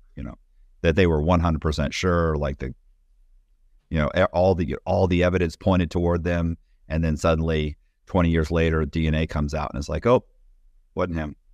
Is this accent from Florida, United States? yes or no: yes; Temple Terrace, Florida, United States; I was raised in Temple Terrace, but nobody knows where Temple Terrace is, so I should say Tampa